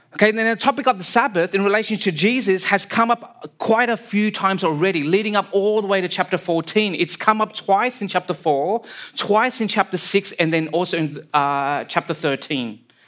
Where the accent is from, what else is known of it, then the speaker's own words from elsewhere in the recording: Sydney, New South Wales, Australia; moved away as an adult; now in British Columbia, Canada; I was born and raised in Sydney, Australia.